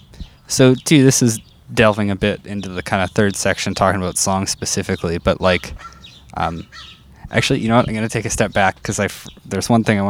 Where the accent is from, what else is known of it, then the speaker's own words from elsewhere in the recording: Saskatchewan, Canada; now in Edmonton, Canada; I'm not from Edmonton originally. I'm from a town in Saskatchewan.